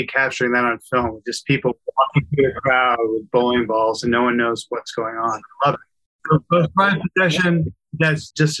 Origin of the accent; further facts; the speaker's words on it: Kansas, United States; I grew up in Kansas